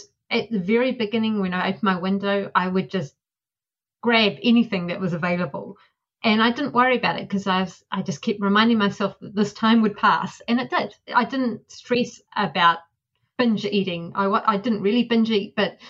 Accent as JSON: {"language": "English", "country": "New Zealand", "tie": "born or raised there", "moved": "yes", "lives_now": "Ellicott City, United States", "said": "Growing up in New Zealand"}